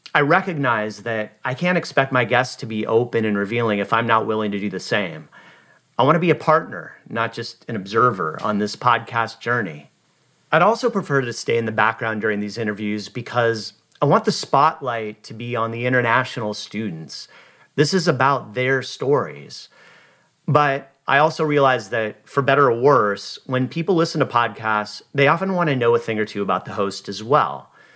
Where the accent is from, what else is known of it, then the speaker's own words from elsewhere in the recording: Seattle, Washington, United States; moved away as an adult; also born or lived in Los Angeles, California / Boise, Idaho / Maui, Hawaii / San Diego, California; I was born and raised in Seattle